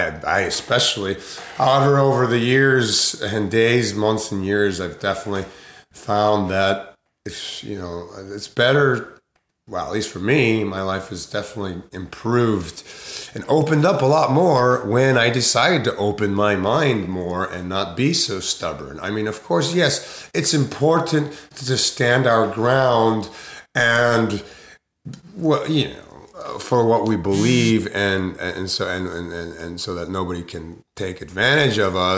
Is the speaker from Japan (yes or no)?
yes; Sumida, Tokyo, Japan; it was such a beautiful experience growing up in Sumidaku in Honjo Azumabashi, which is right across the river in Japan, in Tokyo, in what they call Shitamachi, which is the older town.